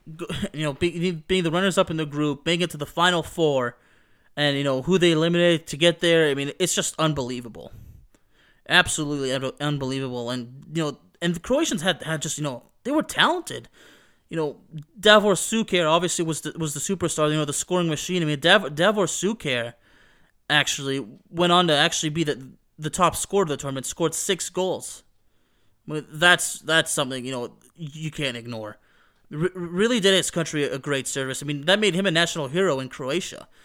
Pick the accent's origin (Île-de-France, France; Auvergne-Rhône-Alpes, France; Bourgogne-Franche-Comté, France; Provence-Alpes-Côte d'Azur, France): Auvergne-Rhône-Alpes, France; Lyon; my hometown of Lyon